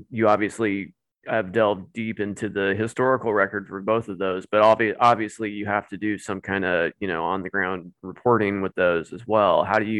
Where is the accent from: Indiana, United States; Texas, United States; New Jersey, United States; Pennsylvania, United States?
Indiana, United States; Mitchell; I grew up in Mitchell. So obviously I was very familiar with the Gus Grissom story growing up here.